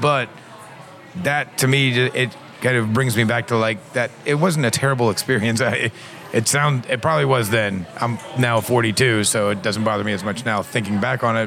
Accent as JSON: {"language": "English", "region": "Midwest", "country": "United States", "tie": "born or raised there", "said": "I grew up in the Midwest here."}